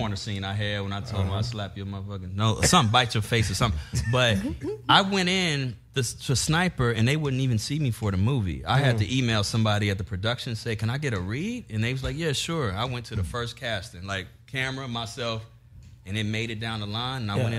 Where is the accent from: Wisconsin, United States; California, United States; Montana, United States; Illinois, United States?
Illinois, United States; Chicago; I'm from Chicago.